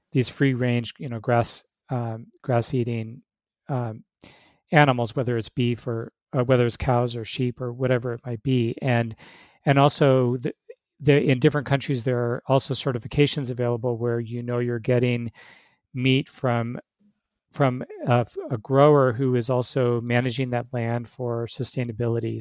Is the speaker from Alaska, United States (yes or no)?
yes; Alaska, United States; moved away as an adult; now in Arizona, United States; I grew up in Alaska where it's normal to eat, eat caribou and moose